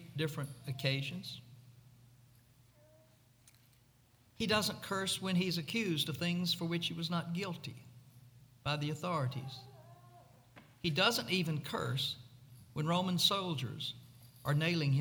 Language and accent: English; Mississippi, United States; growing up in Mississippi